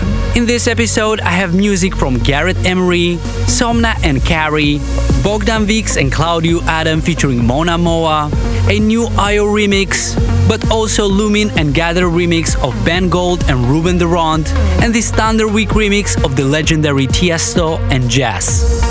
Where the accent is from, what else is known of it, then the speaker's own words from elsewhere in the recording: Moldova; Live from my studio in my home country of Moldova.